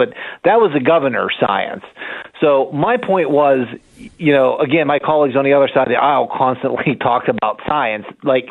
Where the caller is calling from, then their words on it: Pennsylvania, United States; in our southwestern area here, we're not far from Ohio, West Virginia. I'm about 30 minutes from Morgantown.